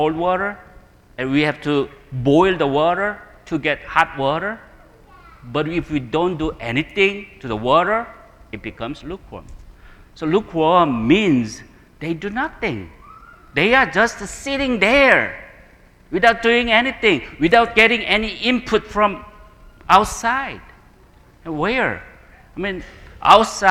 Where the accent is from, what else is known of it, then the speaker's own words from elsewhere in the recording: South Korea; I'm coming from Korean culture